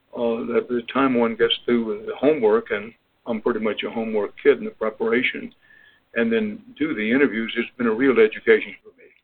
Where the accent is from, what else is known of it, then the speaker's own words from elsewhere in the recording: Texas, United States; I grew up in Texas uh, in the 1930s